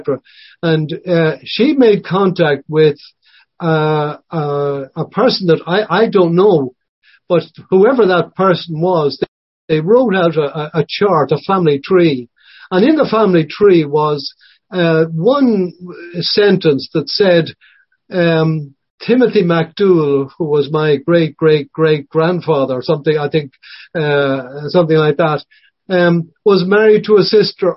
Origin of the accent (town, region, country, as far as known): Ireland